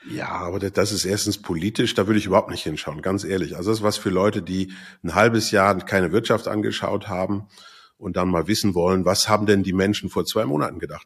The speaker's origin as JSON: {"language": "German", "country": "Switzerland", "said": "Bei uns in der Schweiz"}